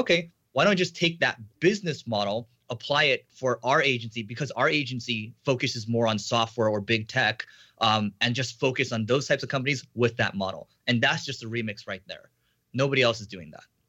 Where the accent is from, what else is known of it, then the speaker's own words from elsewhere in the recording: United States; I'm Asian American